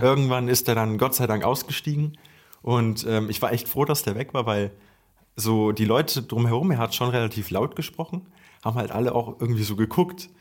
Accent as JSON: {"language": "German", "area": "near Cologne-Düsseldorf", "region": "North Rhine-Westphalia", "country": "Germany", "said": "wir kommen hier irgendwie aus der Nähe Köln-Düsseldorf"}